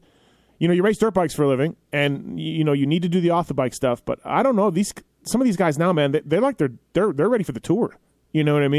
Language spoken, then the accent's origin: English; Canada; I'm Canadian